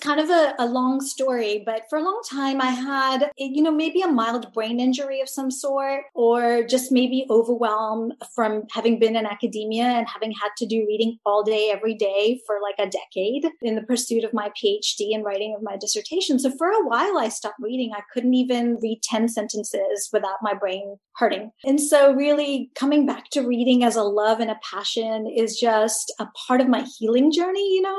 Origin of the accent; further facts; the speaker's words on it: Tanzania; born there; I'm a Punjabi Desi diasporic person who grew up all over the world. Most specifically, I was born in Tanzania